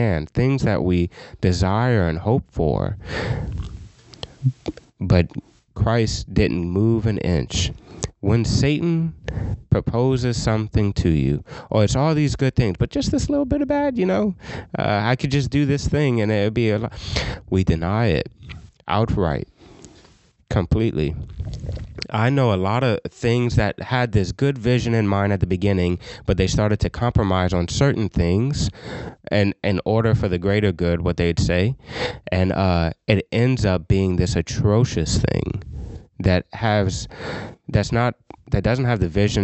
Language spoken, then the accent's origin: English; Scott, Louisiana, United States; I'm from Scott